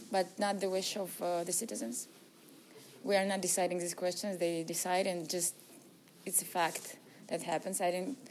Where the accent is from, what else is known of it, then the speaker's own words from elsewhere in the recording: Astana, Kazakhstan; I'm from here, from Astana.